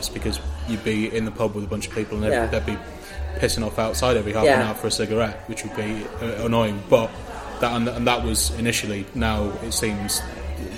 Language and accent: English; Bingham, East Midlands, United Kingdom; I grew up in a small town outside Nottingham. It's called Bingham.